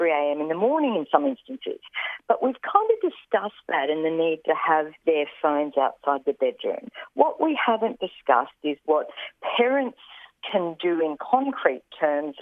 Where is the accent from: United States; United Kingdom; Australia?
Australia; Roma, Queensland; also born or lived in Dalby; Growing up in Roma and Dolby, there wasn't rowing or tennis or hockey